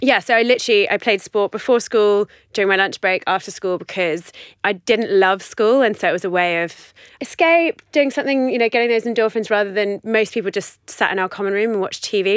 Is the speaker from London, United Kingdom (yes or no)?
yes; London, United Kingdom; moved away as an adult; I grew up in West London, in Chiswick.